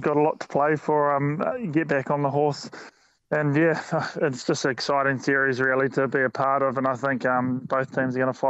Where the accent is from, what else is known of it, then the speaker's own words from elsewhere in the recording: Napier, Hawke's Bay, New Zealand; there's a game in Napier as well, my hometown